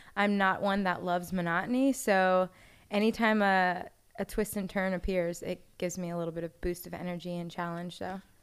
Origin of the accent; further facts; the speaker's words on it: Orlando, Florida, United States; moved away as an adult; also born or lived in Jacksonville; I grew up in Orlando